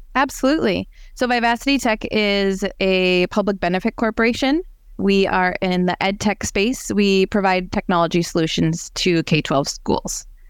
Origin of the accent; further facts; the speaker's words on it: Brainerd, Minnesota, United States; now in Rogers, United States; I grew up in the Brainerd Lakes area